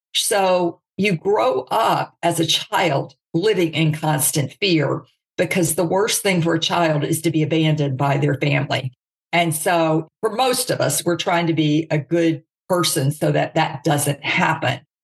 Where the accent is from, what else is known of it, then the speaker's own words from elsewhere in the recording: Jackson, Mississippi, United States; I was raised in the South. Okay. So you've got the Bible Belt, Jackson, Mississippi